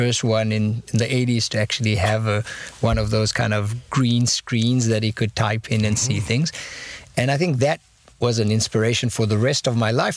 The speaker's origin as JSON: {"language": "English", "country": "Israel", "tie": "born or raised there", "also_born_or_lived": "South Africa / Silicon Valley", "moved": "as an adult", "said": "I grew up the rest of my childhood in Israel, and at the age of 26, I decided to take a year sabbatical and landed up for 25 years in Silicon Valley"}